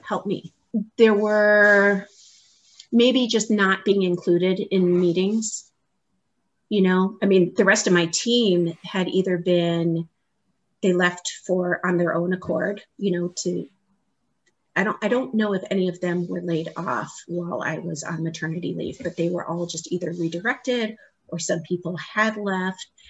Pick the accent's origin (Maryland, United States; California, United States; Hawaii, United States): Hawaii, United States; also born or lived in Boston, Massachusetts; now in Naperville, United States; I was born and raised in Hawaii.